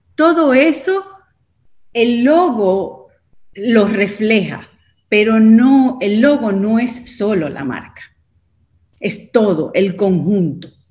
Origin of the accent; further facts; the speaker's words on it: Dominican Republic; now in United States; Soy dominicana, pero he estado viviendo en, en, los Estados Unidos por los últimos 35 años